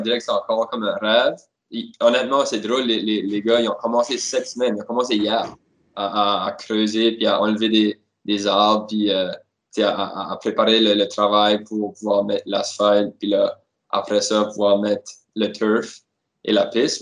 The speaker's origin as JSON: {"language": "French", "town": "Moncton", "region": "New Brunswick", "country": "Canada", "said": "moi je suis d'origine de Moncton"}